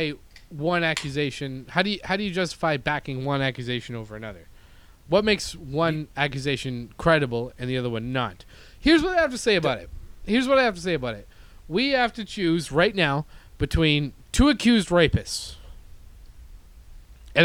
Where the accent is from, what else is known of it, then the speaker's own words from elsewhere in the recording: Canada; now in United States; I'm not American, okay? I'm Canadian